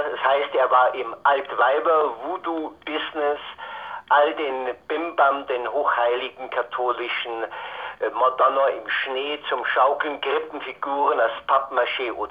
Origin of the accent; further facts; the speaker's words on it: Altötting, Bavaria, Germany; born there; ich bin in Altötting geboren, ich bin ein Nach Nachkriegskind.